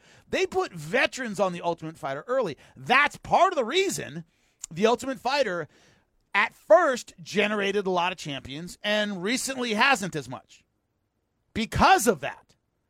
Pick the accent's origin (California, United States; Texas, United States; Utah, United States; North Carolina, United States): California, United States; Southern; I am from Southern California.